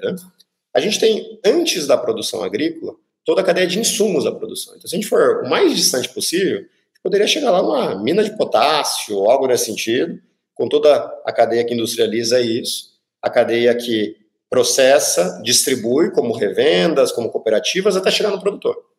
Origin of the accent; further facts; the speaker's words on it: Brazil; como brasileiros